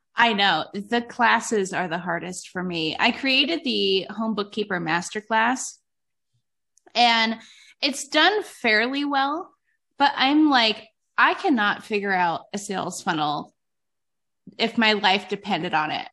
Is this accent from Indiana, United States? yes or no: no; Cleveland, Ohio, United States; now in Northern Nevada, United States; I moved to Northern Nevada. Um, I'm originally from Cleveland